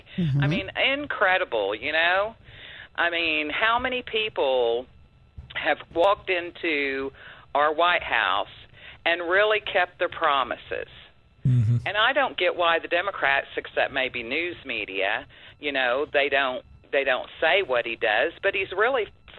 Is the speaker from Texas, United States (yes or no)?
yes; Texas, United States; I'm from Texas